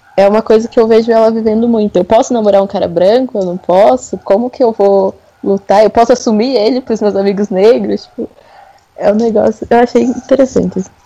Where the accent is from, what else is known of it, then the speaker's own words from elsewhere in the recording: São Paulo, Brazil; now in Minas Gerais, Brazil; Eu sou de São Paulo, mas moro em Minas Gerais atualmente